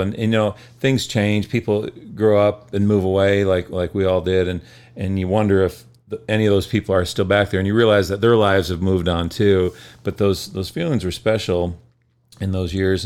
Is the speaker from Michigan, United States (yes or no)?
yes; Michigan, United States; I grew up in Michigan